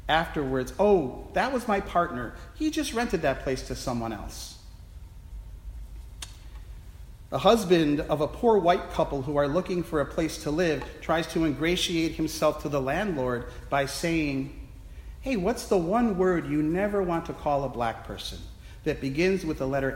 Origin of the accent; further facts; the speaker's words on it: Milwaukee, Wisconsin, United States; Milwaukee, Wisconsin, my hometown